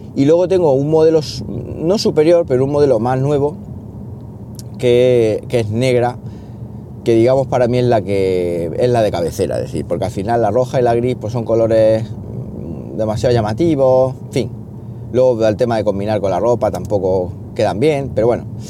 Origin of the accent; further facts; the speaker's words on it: Siles, Andalusia, Spain; moved away as an adult; now in Linares, Spain; de Siles, de mi pueblo